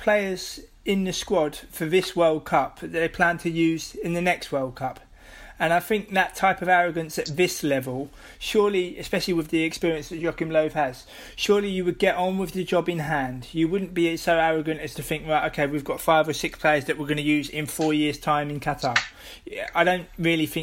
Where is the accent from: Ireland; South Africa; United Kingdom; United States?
United Kingdom; England; as an Englishman